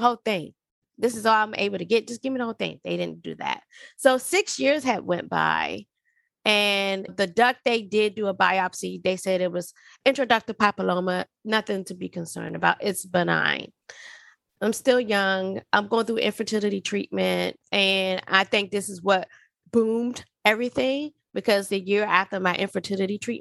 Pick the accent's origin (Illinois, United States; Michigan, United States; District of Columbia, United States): District of Columbia, United States; Washington; moved away as an adult; also born or lived in Alaska / Georgia; I'm originally from Washington, D.C.